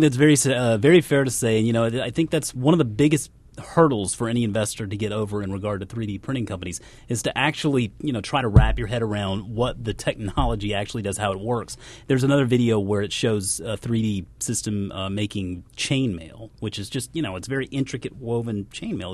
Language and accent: English; South Carolina, United States; moved away as an adult; also born or lived in Georgia; I grew up in South Carolina, went to college in South Carolina